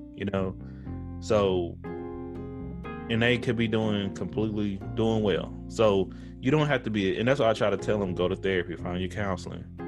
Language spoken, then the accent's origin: English; Tyler, Texas, United States; I'm from Tyler, okay, East Texas, but my majority of my family lives in the Metroplex, Dallas Fort Worth